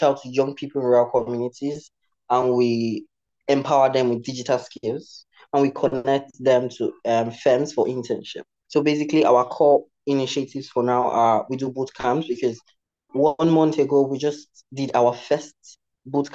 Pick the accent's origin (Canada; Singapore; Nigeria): Nigeria; I am from Nigeria in Africa. I grew up in a rural community